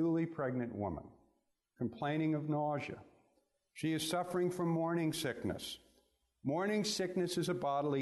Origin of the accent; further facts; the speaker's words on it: New York City, New York, United States; I grew up in Brooklyn, New York.